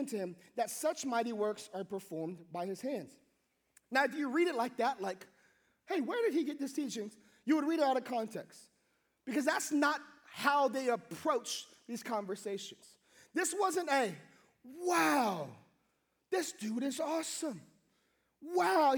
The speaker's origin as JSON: {"language": "English", "region": "Hawaii", "country": "United States", "tie": "born or raised there", "said": "I grew up in Hawaii, and in Hawaii, the way we got along with each other is we would tease each other and joke"}